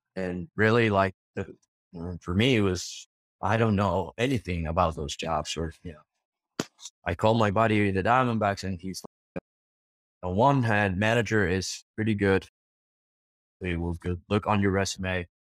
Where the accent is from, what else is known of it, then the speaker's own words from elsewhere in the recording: Argentina; I'm from Argentina.